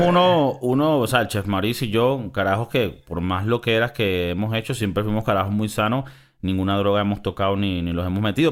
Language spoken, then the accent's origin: Spanish; Miami, Florida, United States; moved away as an adult; now in Madrid, Spain; crecimos en Miami